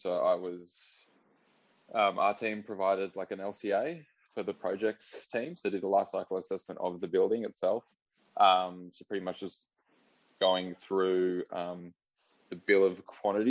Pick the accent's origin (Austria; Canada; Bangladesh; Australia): Australia; Northern Rivers, New South Wales; moved away as an adult; now in Melbourne, Australia; I grew up in the Northern Rivers, so in a little town called Crabs Creek.